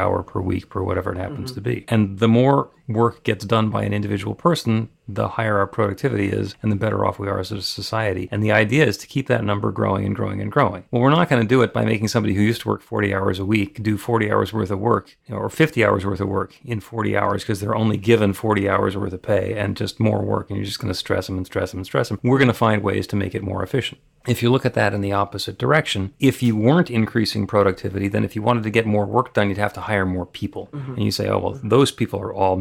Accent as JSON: {"language": "English", "region": "outside New York", "country": "United States", "tie": "born or raised there", "said": "I grew up outside New York and I went to school at NYU."}